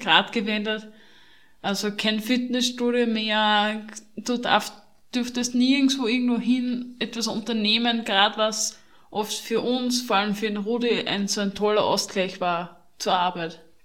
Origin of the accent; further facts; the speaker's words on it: Austria; Bei uns in Österreich